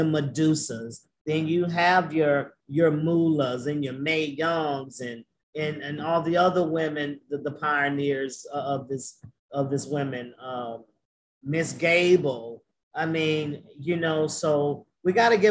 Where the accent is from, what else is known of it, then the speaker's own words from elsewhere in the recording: the South, United States; I'm from the South, bro. I'm from the South